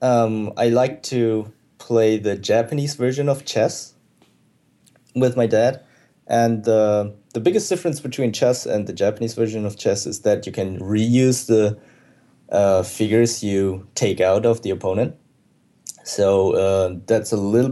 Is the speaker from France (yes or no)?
no; Germany; moved away as an adult; I grew up in Germany, and I was always based in Europe.